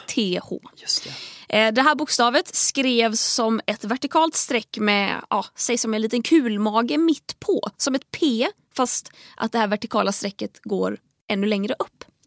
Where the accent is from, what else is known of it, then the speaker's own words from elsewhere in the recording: Tahult, Västra Götaland, Sweden; Hemma i Tahult så hade vi en lång hylla med VHS-filmer